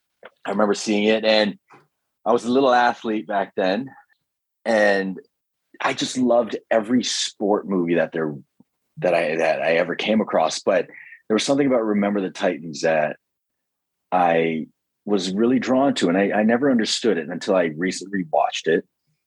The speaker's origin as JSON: {"language": "English", "town": "Scarborough", "region": "Ontario", "country": "Canada", "tie": "born or raised there", "said": "I guess growing up in Scarborough, you didn't really see that sort of segregation."}